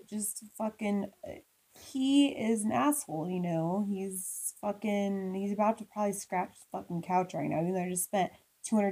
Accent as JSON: {"language": "English", "region": "Midwest", "country": "United States", "tie": "born or raised there", "said": "I grew up in the Midwest"}